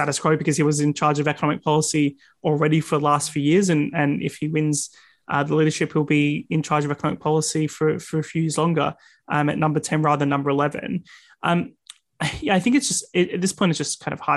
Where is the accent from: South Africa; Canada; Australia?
Australia; now in United Kingdom; In my home country, Australia